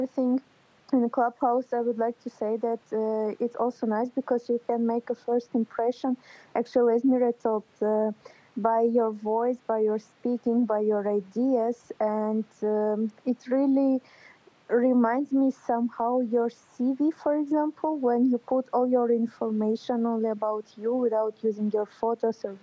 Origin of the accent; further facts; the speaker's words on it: Ukraine; English is a second language; moved away as an adult; now in Warsaw, Poland; I am working and studying in Warsaw, but originally I'm Armenian from Ukraine.